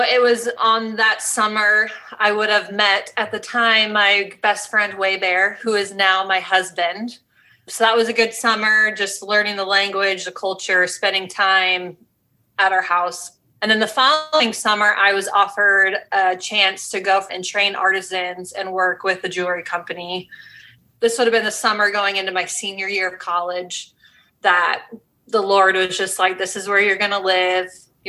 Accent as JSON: {"language": "English", "region": "Iowa", "country": "United States", "tie": "born or raised there", "also_born_or_lived": "Haiti", "moved": "as an adult", "said": "I grew up in Iowa. I am that cliche middle class white girl, Midwest girl."}